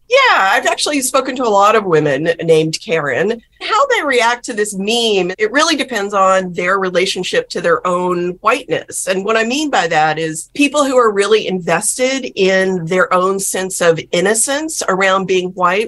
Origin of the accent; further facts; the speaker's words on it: South Texas, United States; When I was growing up in South Texas